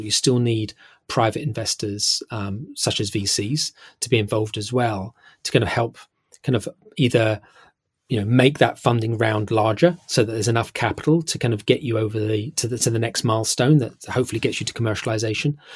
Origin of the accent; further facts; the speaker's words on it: United Kingdom; now in London, United Kingdom; I'm British and I live here in, in London